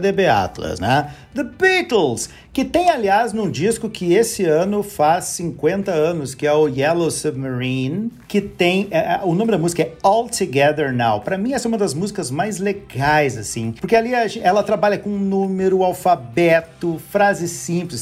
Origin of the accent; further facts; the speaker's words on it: Barbacena, Minas Gerais, Brazil; now in Porto Alegre, Brazil; Quando eu era criança pequena lá em Barbacena